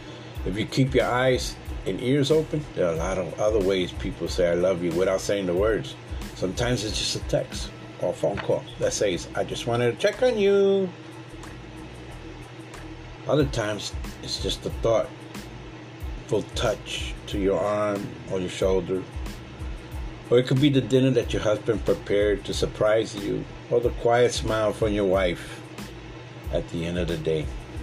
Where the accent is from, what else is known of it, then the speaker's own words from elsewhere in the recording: the South, United States; also born or lived in North; While I often say that I'm a Southerner, but I was born in the North